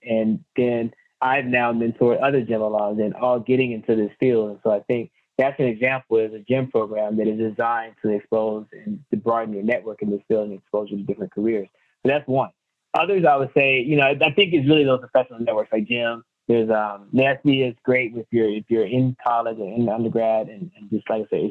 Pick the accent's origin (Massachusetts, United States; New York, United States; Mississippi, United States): Mississippi, United States; moved away; also born or lived in Atlanta, Georgia / Tennessee / Denver, Colorado; I'm from Mississippi, lived in the Southeast, Atlanta, Tennessee.